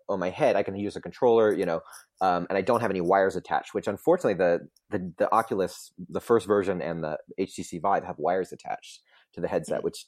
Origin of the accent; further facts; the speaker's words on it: Orlando, Florida, United States; I grew up in Orlando